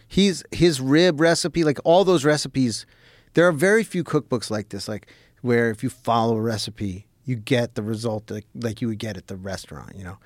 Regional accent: New York City, New York, United States; moved away as an adult; also born or lived in New Jersey; now in Los Angeles, United States; So I grew up in New York City.

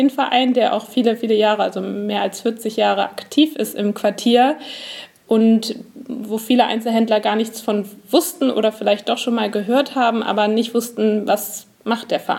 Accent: Hamburg, Germany; Also ich komme aus dem Norden Hamburgs und der Weg zu Ikea zum Beispiel, der ist mir durchaus bekannt

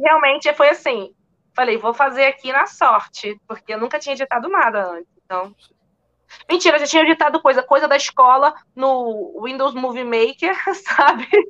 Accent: Magé, Rio de Janeiro, Brazil; moved away as an adult; also born or lived in France / London; now in New York, United States; eu fiz lá em Magé, que foi onde eu nasci, cresci

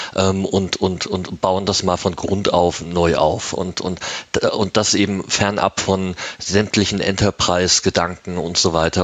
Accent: Germany; moved away as an adult; now in Switzerland; ich bin Deutscher, der in der Schweiz seit zwölf Jahren lebt

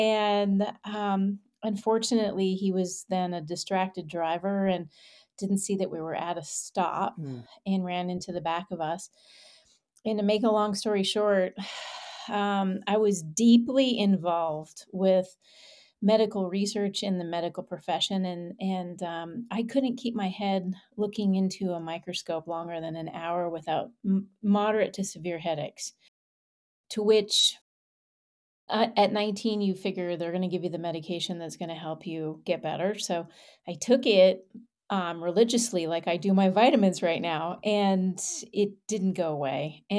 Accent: Canada; And I will share some roots with you, which is I'm Canadian.

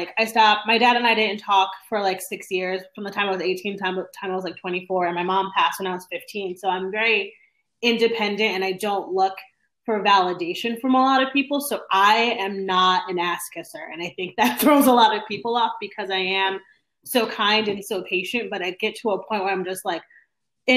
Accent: Northeast, United States; moved away as an adult; also born or lived in Texas; now in Austin, United States; I'm very brash in the fact that I'm from the Northeast

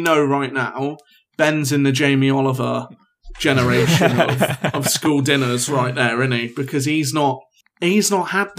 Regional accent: York, Yorkshire and the Humber, United Kingdom; I'm from York, and it's becoming the most pretentious city in the north for avocado.

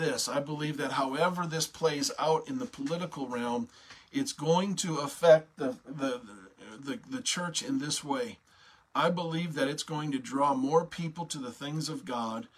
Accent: United States; an American citizen

